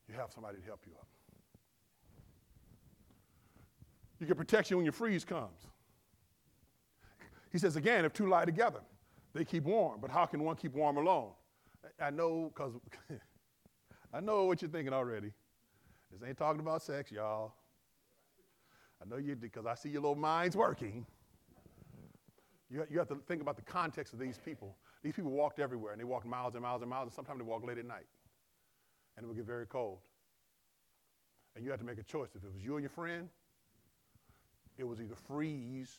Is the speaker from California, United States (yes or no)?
yes; Compton, California, United States; I grew up in Compton